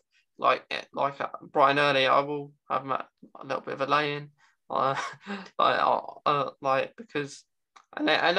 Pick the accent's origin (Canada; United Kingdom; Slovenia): United Kingdom; over in the UK, we don't have states, we have like cities and towns